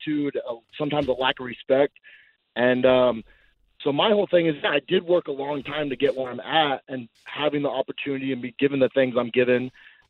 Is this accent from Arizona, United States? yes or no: yes; Glendale, Arizona, United States; I'm actually from Arizona